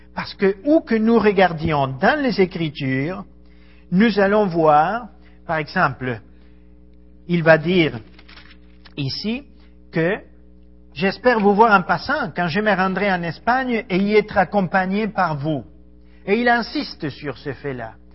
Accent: Argentina; French is a second language; moved away as an adult; also born or lived in Ecuador / Paris, France; Je suis argentin. J'ai quitté mon pays il y a 23 ans, grosso modo.

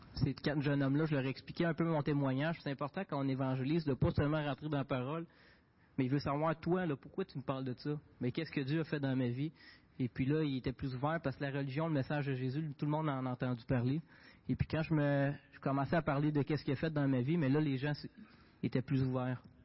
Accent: Quebec, Canada; j'ai grandi dans une famille québécoise. Je viens du Québec

